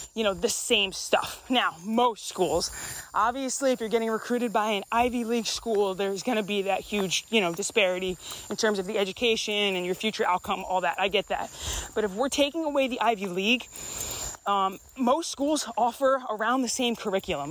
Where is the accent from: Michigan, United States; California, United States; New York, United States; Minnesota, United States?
New York, United States; moved away as an adult; I grew up in New York